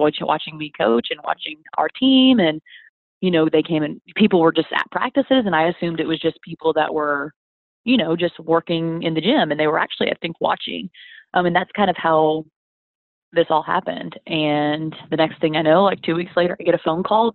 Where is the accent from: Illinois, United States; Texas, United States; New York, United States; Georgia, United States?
Georgia, United States; Atlanta; also born or lived in Wyoming / Nashville, Tennessee; I grew up in Atlanta